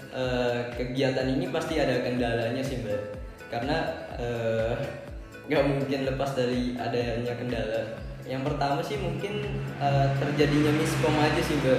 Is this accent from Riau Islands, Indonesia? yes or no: no; Tangerang, Banten, Indonesia; Uh, saya dari Tangerang.